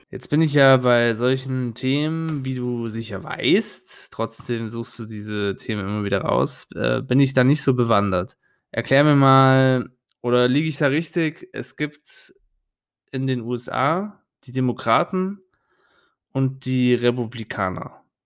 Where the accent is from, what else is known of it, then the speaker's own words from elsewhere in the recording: Germany; bei uns in Deutschland